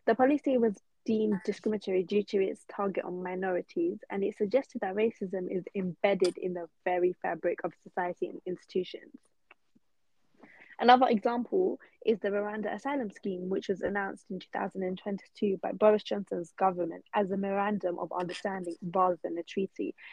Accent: United Kingdom; experience as a British born Muslim Bangladeshi

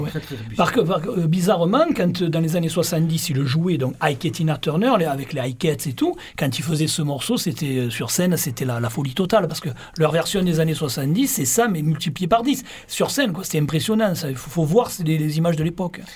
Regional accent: Marseille, Provence-Alpes-Côte d'Azur, France; nous sommes en est français, mais en plus, on est de Marseille

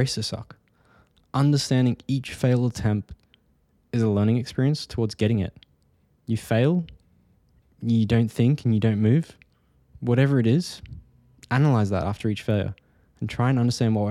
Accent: Australia; moved away; also born or lived in United Kingdom; I'm Australian, I'm not UK, but I have been living there

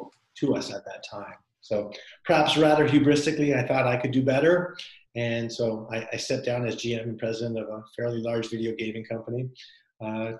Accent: Canada; moved away as an adult; now in United States; I'm Canadian originally

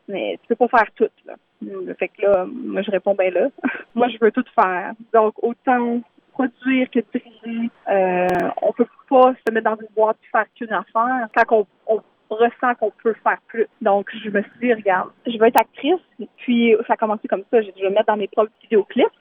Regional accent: Thetford Mines, Quebec, Canada; j'ai été élevée euh, à Thetford Mines, donc euh, c'était très francophone.

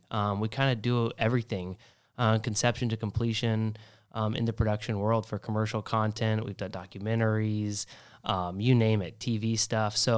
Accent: Hilton Head Island, South Carolina, United States; also born or lived in California / Texas / Las Vegas / Oregon; I was born in California, lived in Texas, Las Vegas, Oregon, grew up in Hilton Head Island, and I went all over the place.

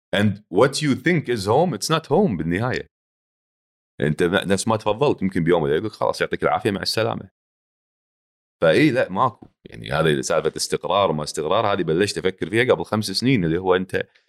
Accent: Kuwait; accent: Kuwaiti; also born or lived in Jordan; انا اعرف نفسي فلسطيني فلسطيني مواليد هني عايش هني طول عمري هني

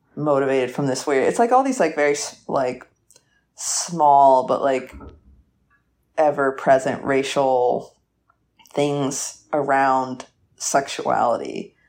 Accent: Atlanta, Georgia, United States; I'm from Atlanta, like, outside Atlanta

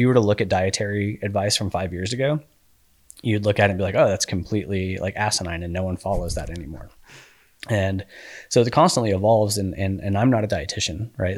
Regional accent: Colorado Springs, Colorado, United States; now in Utah, United States; I grew up in Colorado Springs

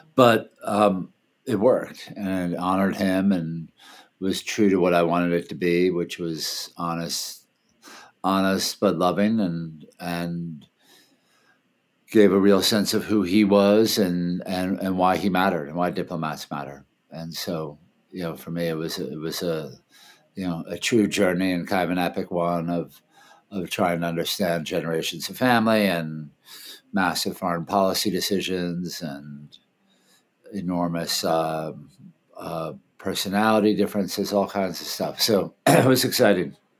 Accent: Washington, District of Columbia, United States; moved away; also born or lived in Thailand; I grew up in D.C.

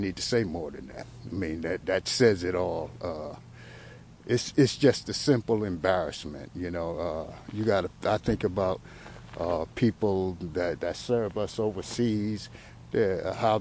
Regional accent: Sullivan County, New York, United States; I was born here in Sullivan County, though.

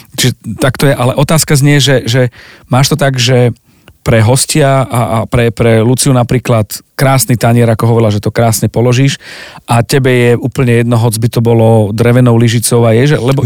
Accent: Zemplín, Slovakia; ako hovoríme my na Zemplíne

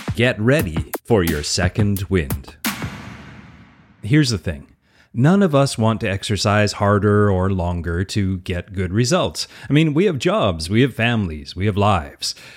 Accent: Alberta, Canada; accent: Albertan; I'm an easygoing Canadian, if you didn't guess, from my outrageous Albertan accent

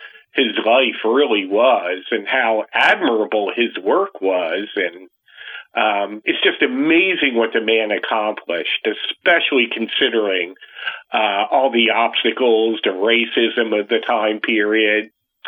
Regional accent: Pennsylvania, United States; moved away as an adult; now in Missouri, United States; move back to the East Coast, because that's where I'm from. I'm from Pennsylvania.

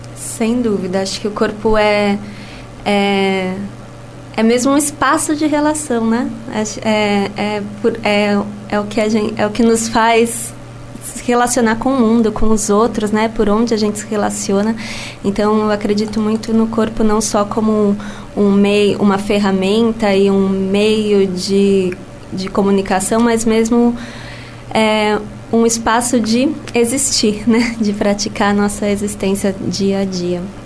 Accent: São Paulo, Brazil; moved away as an adult; now in Lisbon, Portugal; eu sou brasileira de São Paulo, capital, e vivo em Lisboa há cinco anos.

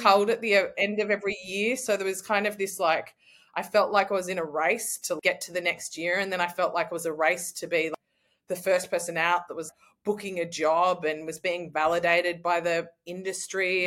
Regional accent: Australia; I'm an Australian traveller.

